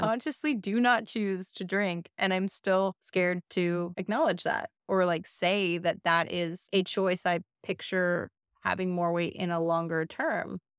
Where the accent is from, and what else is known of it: United States; born or raised there